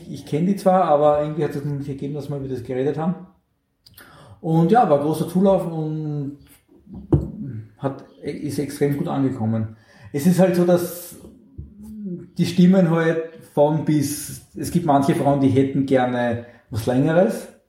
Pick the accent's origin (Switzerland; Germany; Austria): Austria; St. Pölten, Lower Austria; Also in meiner in meiner Heimatstadt, wo ich herkomme, gibt es seit Jahren